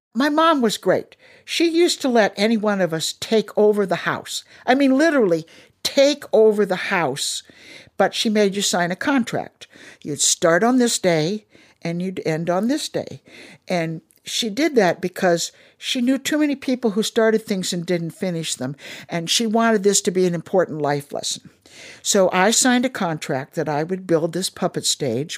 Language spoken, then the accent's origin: English; Minnesota, United States; also born or lived in Darmstadt, Germany; now in Washington, DC, United States; I'm from Minnesota